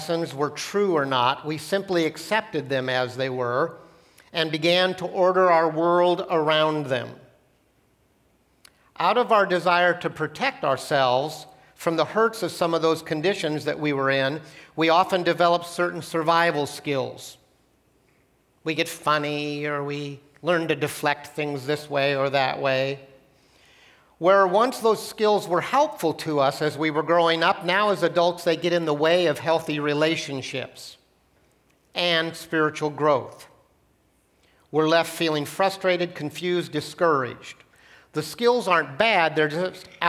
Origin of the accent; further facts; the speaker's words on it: Portland, Oregon, United States; also born or lived in Gresham, Oregon; When I was in third grade, I grew up in Portland. My parents decided that the city of Portland, urban Portland, was too dangerous to grow up in, so we moved out to the country